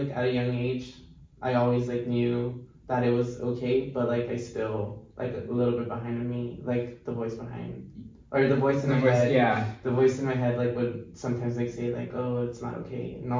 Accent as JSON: {"language": "English", "town": "Escondido", "region": "California", "country": "United States", "tie": "born or raised there", "also_born_or_lived": "Mexico", "said": "Right now, I'm from Escondido, California, but originally my parents were from Mexico. Okay. So then, like, I was born in Mexico too, and I only lived in Mexico for a year. So I moved here since, like, at the age of like 1 year old."}